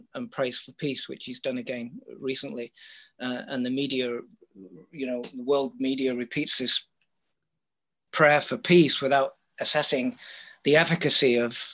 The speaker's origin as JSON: {"language": "English", "country": "Canada", "said": "I'm from Canada."}